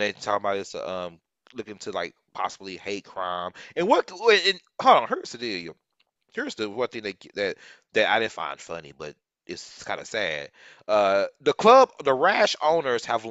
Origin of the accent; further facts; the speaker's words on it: Fort Worth, Texas, United States; Fort Worth, my hometown